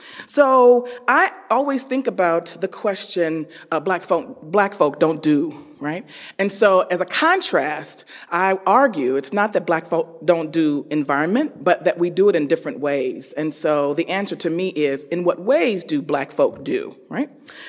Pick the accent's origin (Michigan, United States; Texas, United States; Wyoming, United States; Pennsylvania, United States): Michigan, United States; Detroit; now in Madison, United States; we're born and raised in Detroit